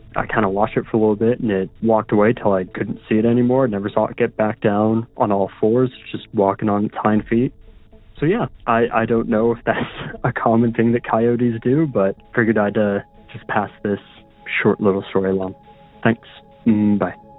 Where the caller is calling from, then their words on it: Utah, United States; I'm calling from Utah